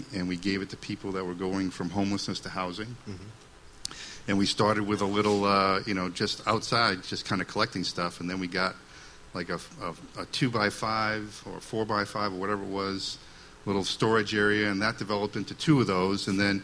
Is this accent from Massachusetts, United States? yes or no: yes; Waltham, Massachusetts, United States; moved away as an adult; now in Concord, United States; I grew up in Waltham, Mass., which is a city